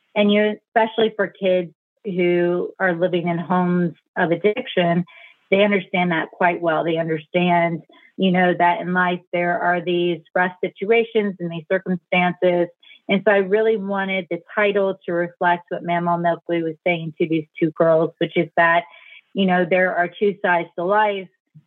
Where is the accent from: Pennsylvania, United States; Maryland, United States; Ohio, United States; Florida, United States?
Ohio, United States; South Central and Southern; I grew up in South Central and Southern Ohio